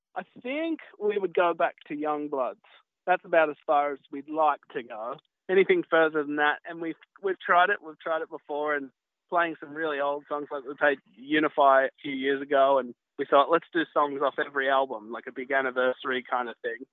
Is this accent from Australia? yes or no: yes; Byron Bay, New South Wales, Australia; I grew up in Byron Bay